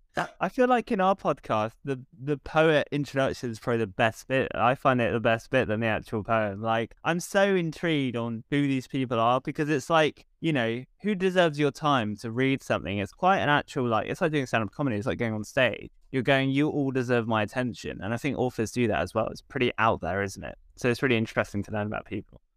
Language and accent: English; England, United Kingdom; we as English people